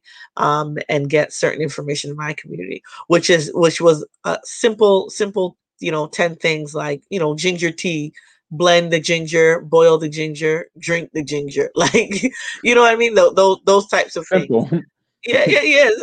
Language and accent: English; Jamaica; I'm Jamaican